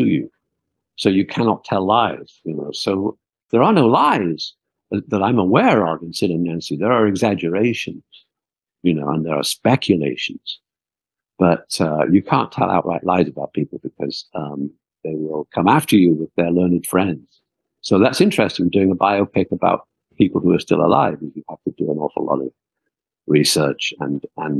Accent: outside Liverpool, North West England, United Kingdom; I was never from London, and I grew up outside Liverpool

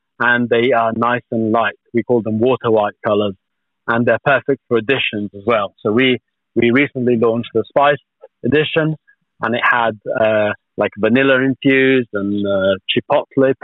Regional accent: Tuscany, Italy; moved away; where I grew up in Tuscany

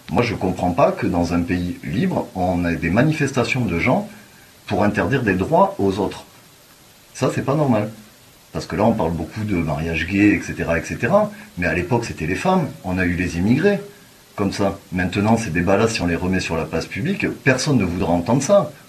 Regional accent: France; moi, je suis français, et les valeurs que eux veulent défendre, moi, je ne me reconnais pas dedans.

